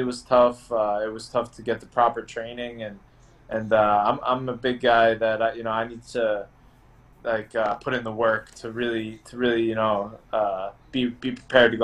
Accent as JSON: {"language": "English", "area": "Long Island", "region": "New York", "country": "United States", "tie": "born or raised there", "also_born_or_lived": "Tampa, Florida", "moved": "as an adult", "said": "I grew up in Long Island, so, you know, that's always home"}